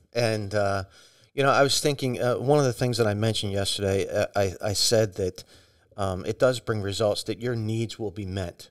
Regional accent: United States; as American Christians

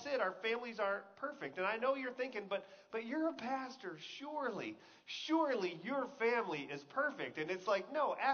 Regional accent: Texas, United States; I grew up in Texas

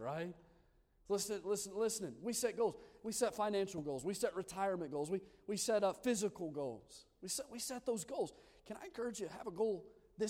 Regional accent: Odenville, Alabama, United States; moved away as an adult; also born or lived in Lancaster, California; I'm from Odenville, Alabama, a little podunk town

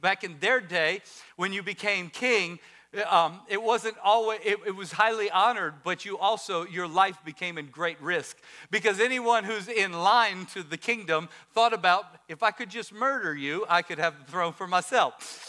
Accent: Maryland, United States; She's our Maryland queen. We come from Maryland.

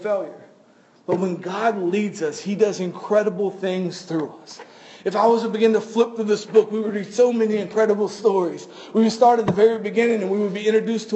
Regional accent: Florida, United States; we're from Florida

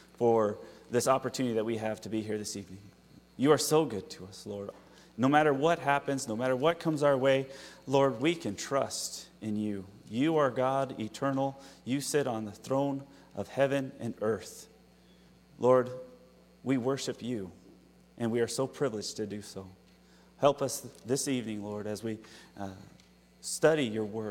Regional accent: Utah, United States; moved away; That's where I'm from, in Utah.

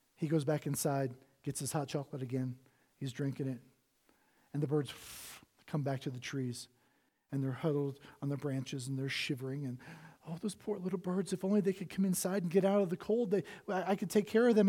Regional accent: Cincinnati, Ohio, United States; I was born in Cincinnati, Ohio

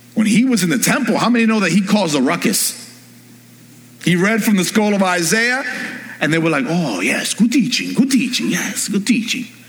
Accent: New York, United States; I'm from New York.

